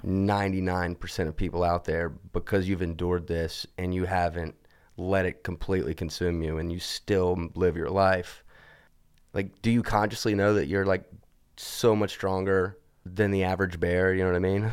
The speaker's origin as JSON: {"language": "English", "region": "Alabama", "country": "United States", "said": "I'm from Alabama, went to an evangelical church"}